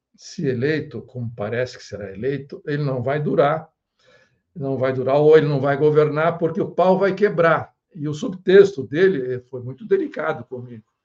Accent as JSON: {"language": "Portuguese", "country": "Brazil", "said": "nós brasileiros"}